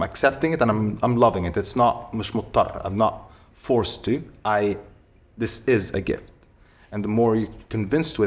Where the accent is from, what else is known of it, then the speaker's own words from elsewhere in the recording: Egypt; moved away; also born or lived in United States; I grew up in Egypt